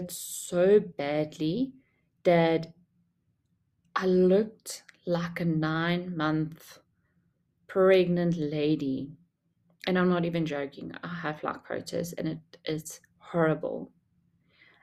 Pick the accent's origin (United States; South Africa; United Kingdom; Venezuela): South Africa; also born or lived in Durban; I didn't grow up in Durban. I grew up in Funabel and just moved a few years to Durban.